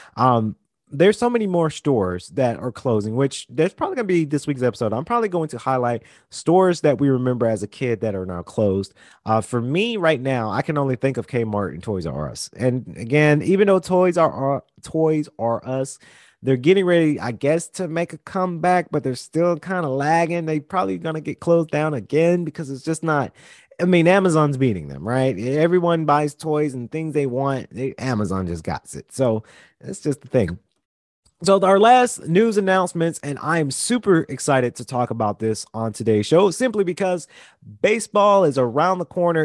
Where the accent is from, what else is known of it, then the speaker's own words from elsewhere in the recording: Macon, Georgia, United States; moved away; also born or lived in Atlanta, Georgia; I'm originally from Central Georgia, South Georgia, Macon